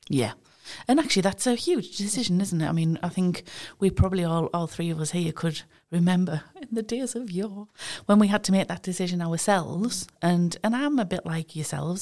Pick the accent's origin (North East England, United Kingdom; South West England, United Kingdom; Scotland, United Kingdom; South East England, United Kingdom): North East England, United Kingdom; East Durham; I'm from East Durham